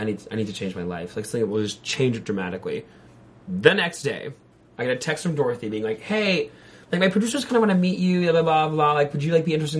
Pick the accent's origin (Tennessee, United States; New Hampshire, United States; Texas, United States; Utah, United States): New Hampshire, United States; moved away; I'm from New Hampshire